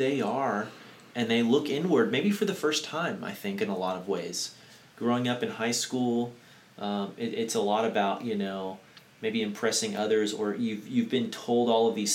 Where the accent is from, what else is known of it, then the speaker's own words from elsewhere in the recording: United States; we as maybe American Christians